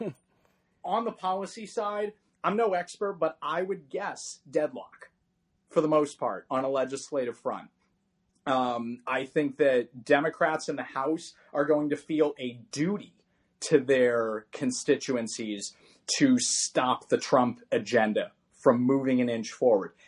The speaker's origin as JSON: {"language": "English", "region": "California", "country": "United States", "tie": "born or raised there", "said": "my home state of California"}